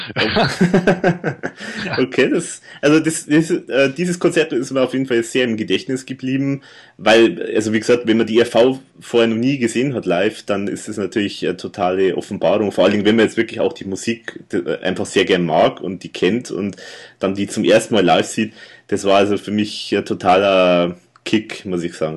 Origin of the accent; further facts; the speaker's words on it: Erding, Bavaria, Germany; bei mir in meiner Heimatstadt waren, also hier in Erding